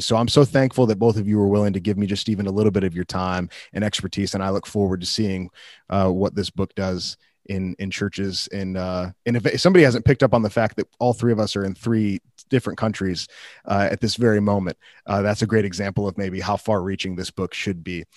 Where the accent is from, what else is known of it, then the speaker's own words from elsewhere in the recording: Wheaton, Illinois, United States; I grew up in Wheaton, Illinois